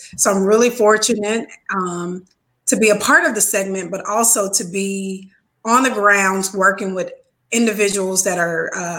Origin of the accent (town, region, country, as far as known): Mississippi, United States; moved away as an adult; also born or lived in Chicago, Illinois